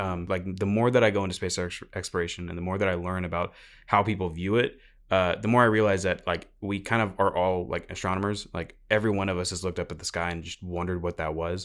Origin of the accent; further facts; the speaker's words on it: Houston, Texas, United States; I'm from Houston